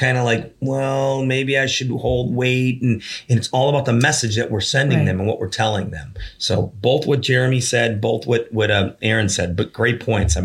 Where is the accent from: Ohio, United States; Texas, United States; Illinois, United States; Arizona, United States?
Ohio, United States; Parma; I'm born and raised in Parma